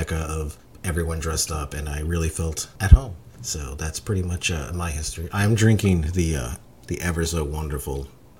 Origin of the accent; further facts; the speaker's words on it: Miami, Florida, United States; I'm from Miami